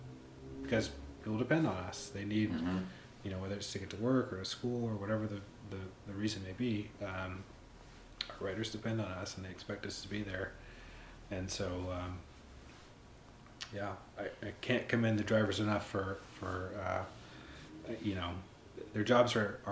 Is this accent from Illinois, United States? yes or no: no; Pittsburgh, Pennsylvania, United States; I came from Pittsburgh, and we get some winter weather, not anything near like what we have up here.